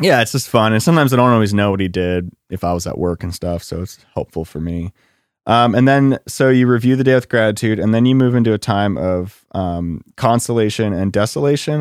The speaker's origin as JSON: {"language": "English", "town": "Lancaster", "region": "Pennsylvania", "country": "United States", "said": "I'm from Lancaster and there's a lot of cows"}